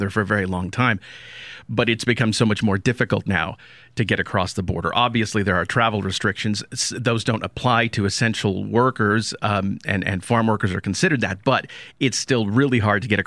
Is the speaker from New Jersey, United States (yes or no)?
no; Vado, New Mexico, United States; I grew up in southern New Mexico. I grew up in Vado, right down the road